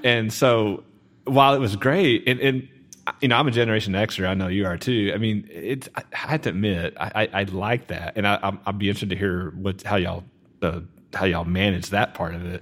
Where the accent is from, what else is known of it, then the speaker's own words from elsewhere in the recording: Garland, Texas, United States; I grew up in Garland